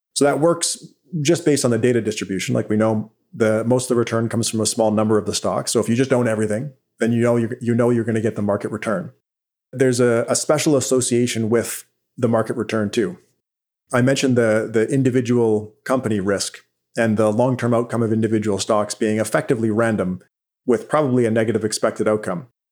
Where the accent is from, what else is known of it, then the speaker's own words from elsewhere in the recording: Vancouver Island, British Columbia, Canada; now in Ottawa, Canada; I actually grew up on Vancouver Island, British Columbia, and now I live in, in Ottawa